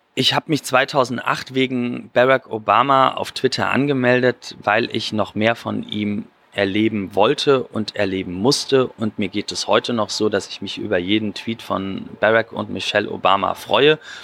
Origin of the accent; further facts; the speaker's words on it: Germany; als Deutscher